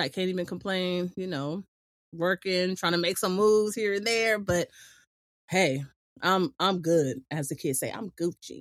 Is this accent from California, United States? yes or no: yes; Imperial Beach, California, United States; growing up in Imperial Beach